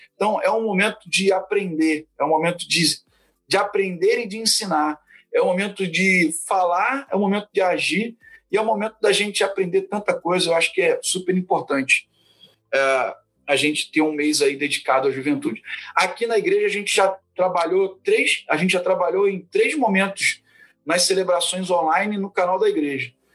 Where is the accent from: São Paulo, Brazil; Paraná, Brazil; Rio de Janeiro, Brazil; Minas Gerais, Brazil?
Rio de Janeiro, Brazil; Fluminense; moved away as an adult; also born or lived in São João de Meriti / Barra da Tijuca; now in Cachoeiro de Itapemirim, Brazil; eu sou fluminense aí, né, da Convenção Batista Fluminense de origem